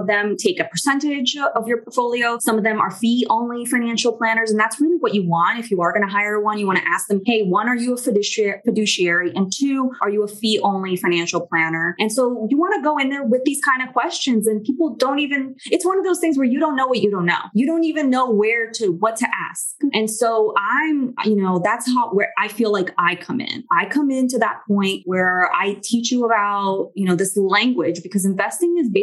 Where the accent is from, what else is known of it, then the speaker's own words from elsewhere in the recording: Miami, Florida, United States; also born or lived in Brazil; I do speak Spanish because I grew up in Miami